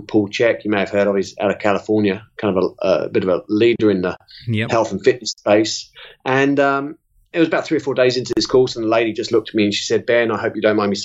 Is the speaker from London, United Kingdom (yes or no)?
yes; London, United Kingdom; moved away as an adult; also born or lived in South Carolina, United States; now in New Zealand; I'm originally from North London, and just north of London